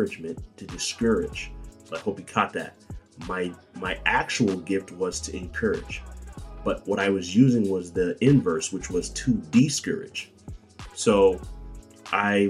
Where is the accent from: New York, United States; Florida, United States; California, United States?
California, United States; Bakersfield; my hometown, Bakersfield, California